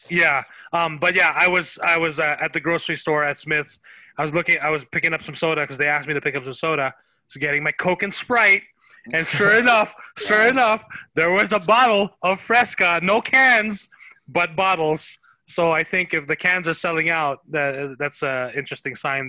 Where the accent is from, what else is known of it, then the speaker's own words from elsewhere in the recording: Philippines; now in United States; when I was growing up in the Philippines, Dragon Ball Z was huge, and when we when we migrated to the U.S. 20 years ago